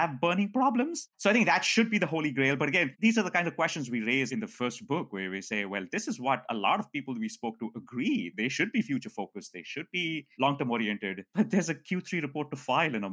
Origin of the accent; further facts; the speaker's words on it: India; moved away; I grew up in India, not in poverty, but there was poverty around me.